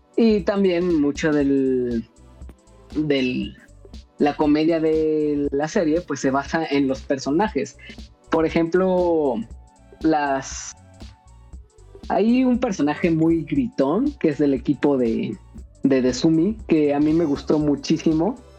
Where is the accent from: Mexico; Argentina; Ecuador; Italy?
Mexico; Cuernavaca, Morelos; soy de Cuernavaca